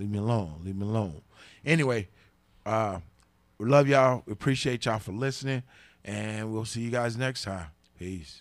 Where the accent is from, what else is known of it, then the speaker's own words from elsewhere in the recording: the South, United States; I'm from the South too